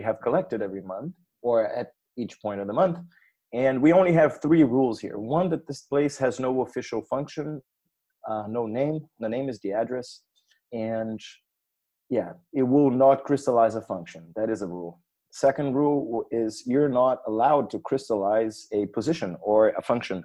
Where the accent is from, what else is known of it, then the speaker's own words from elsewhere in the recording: Brazil; now in Berlin, Germany; I'm Brazilian as well